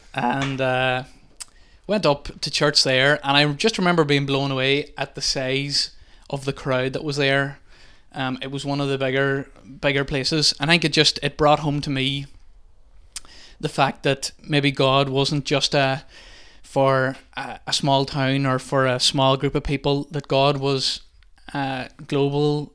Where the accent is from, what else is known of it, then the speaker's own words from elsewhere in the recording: Milford, Ireland; moved away as an adult; now in Convoy, Ireland; I'm from, not from Convoy, I'm actually from Milford, but have been living in Convoy now for a while